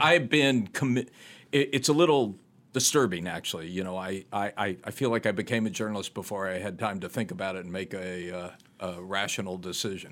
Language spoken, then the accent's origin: English; Chattanooga, Tennessee, United States; born or raised there; moved away; also born or lived in Ohio